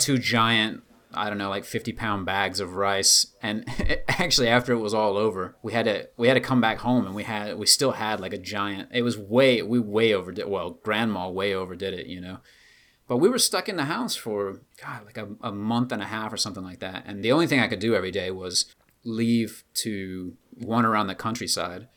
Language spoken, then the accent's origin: English; Georgia, United States; moved away; also born or lived in China; my little hometown in Georgia